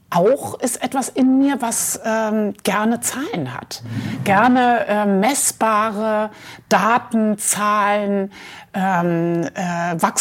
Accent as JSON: {"language": "German", "town": "Mainz", "region": "Rhineland-Palatinate", "country": "Germany", "tie": "born there", "said": "Ja, ich bin geboren in Mainz am Rhein, mhm. äh, die Stadt, äh, wo Gutenberg herkommt."}